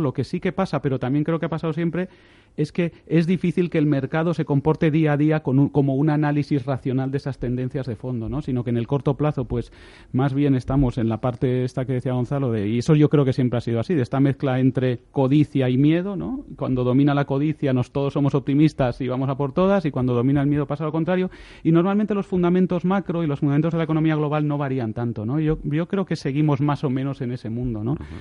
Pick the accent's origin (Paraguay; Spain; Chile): Spain; como españoles